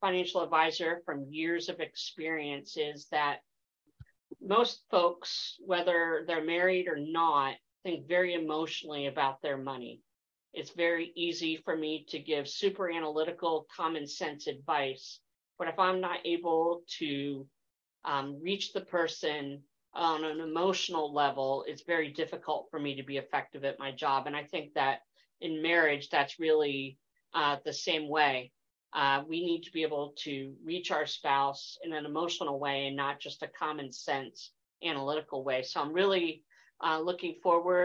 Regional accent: East Coast, United States; moved away; I'm originally from the East Coast

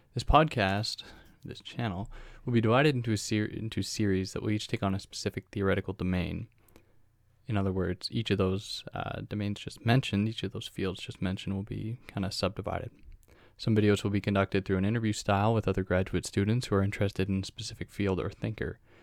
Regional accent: Canada; I'm a Canadian graduate student

